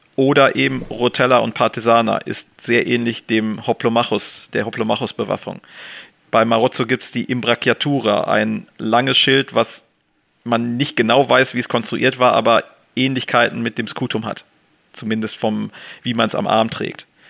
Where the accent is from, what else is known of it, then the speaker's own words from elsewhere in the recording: Germany; als Deutsche